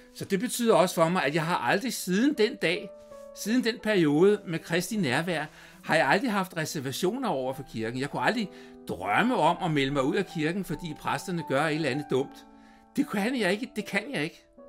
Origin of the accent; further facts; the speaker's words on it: Copenhagen, Capital Region of Denmark, Denmark; jeg voksede op på Christianshavn i København